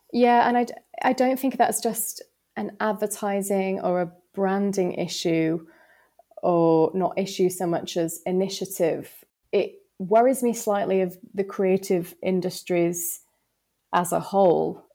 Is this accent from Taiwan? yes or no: no; the north of England, United Kingdom; accent: northern; I was told that my accent was too strong and no client would ever be able to build a relationship with me because of my northern tones